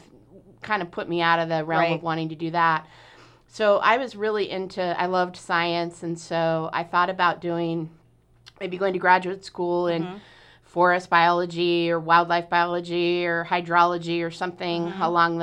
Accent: Lake Oswego, Oregon, United States; also born or lived in Portland, Oregon; I was born in Portland and I grew up in Lake Oswego.

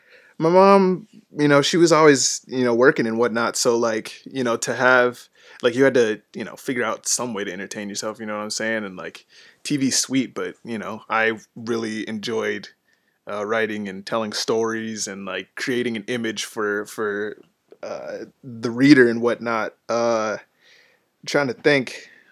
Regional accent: Twinsburg, Ohio, United States; also born or lived in Cleveland / Bedford / Solon; I was born in Cleveland, stayed in Bedford till I was 5, then moved to Solon, Ohio, and then Twinsburg right after that.

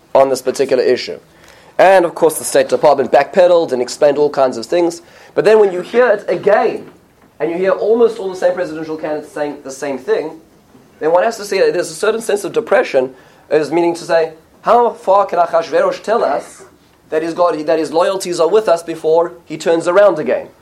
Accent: United States; as American Jews

